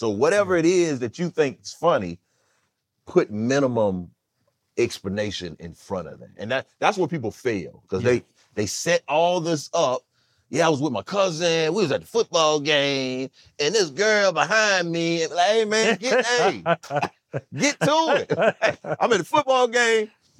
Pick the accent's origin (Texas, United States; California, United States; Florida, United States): California, United States; You know, I'm from California, so I get to visit the Atlanta Culinary School of Art, the Waffle House.